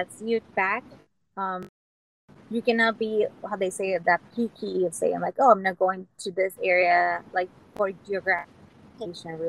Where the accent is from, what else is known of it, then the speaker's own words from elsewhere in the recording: Venezuela; moved away as an adult; also born or lived in upstate New York, United States; now in St. Louis, United States; I'm originally from Venezuela, and I came to the United States and did my residency in sunny upstate New York